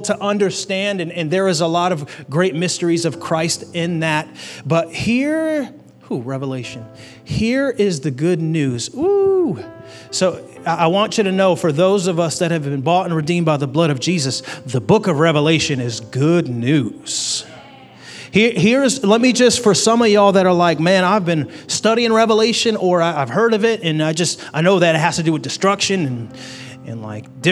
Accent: United States; I am grateful to be an American citizen

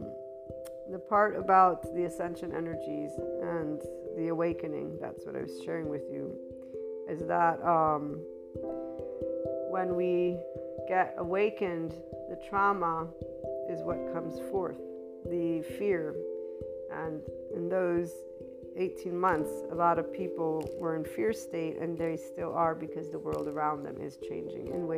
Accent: United States; also born or lived in Italy; I'm an American Italian, and I am American of, you know, birth

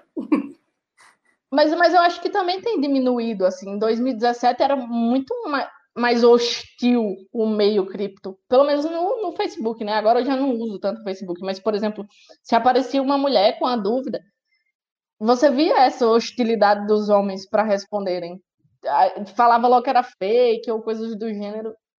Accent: Northeast Region, Brazil; eu sou nordestino, sangue é, ferve

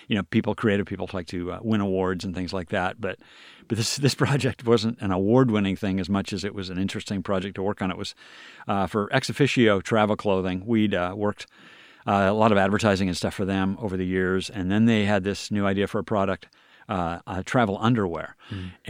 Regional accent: Washington, United States; also born or lived in New York; I'm from Washington State, from the eastern side of the state, but grew up on this side, but then spent a couple of years in New York.

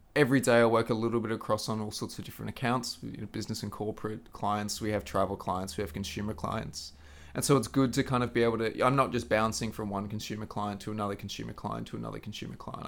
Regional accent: Queensland, Australia; moved away; back home in the Sunshine State down under

